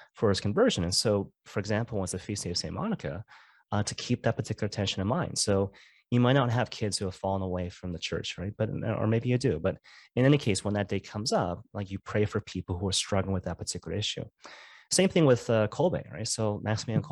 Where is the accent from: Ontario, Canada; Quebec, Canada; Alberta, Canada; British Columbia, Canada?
British Columbia, Canada; Vancouver; I'm from Vancouver, so I'm a Vancouver Canucks fan